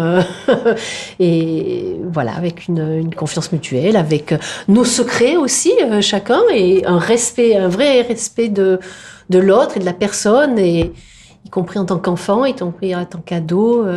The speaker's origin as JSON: {"language": "French", "region": "Provence-Alpes-Côte d'Azur", "country": "France", "also_born_or_lived": "Indre-et-Loire", "said": "il n'y en a pas chez nous en Provence"}